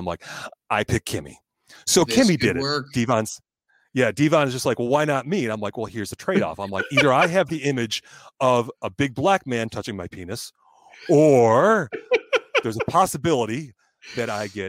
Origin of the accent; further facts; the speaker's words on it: Ireland; I'm Irish. I don't want that woman thinking of me that way ever again.